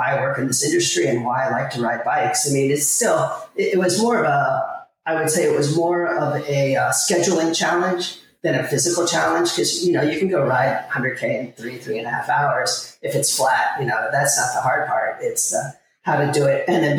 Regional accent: Miami, Florida, United States; I grew up in Miami in the 80s, cocaine cowboy days

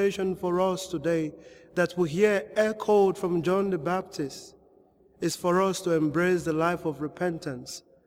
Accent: Nigeria; growing up in Nigeria, in my parish

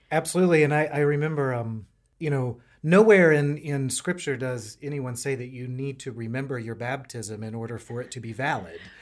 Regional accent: North Carolina, United States; moved away as an adult; now in Richmond, United States; I am a North Carolinian, uh, so I'm a little bit in, still in, in, uh, different territory here in Virginia. I grew up in North

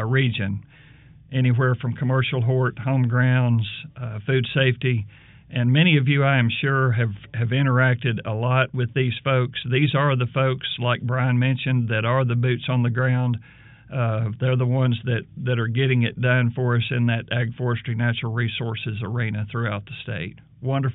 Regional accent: central Arkansas, United States; now in Alabama, United States; I grew up in the state of Arkansas, in central Arkansas, in the foothills of the Ouachita Mountains, basically between Benton and Hot Springs

